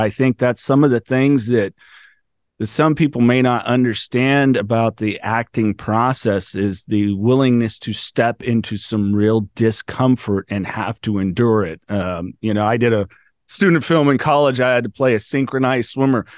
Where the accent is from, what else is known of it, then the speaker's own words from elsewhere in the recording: California, United States; I'm from California.